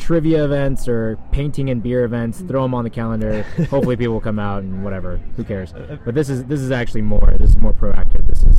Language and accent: English; Kentucky, United States; moved away; I'm from Kentucky.